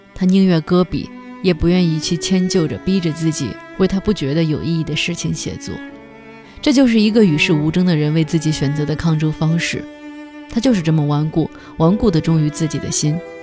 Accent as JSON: {"language": "Chinese", "region": "Hunan", "country": "China", "said": "我们湖南人的这种热血和蛮劲儿、霸蛮精神"}